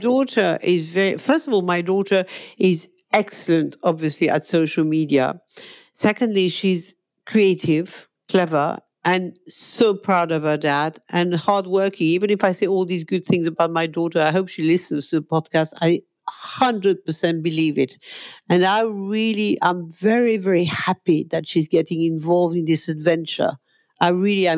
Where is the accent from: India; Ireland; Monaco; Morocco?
Monaco; moved away as an adult; now in London, United Kingdom; I'm a Monegasque, okay? I come from Monaco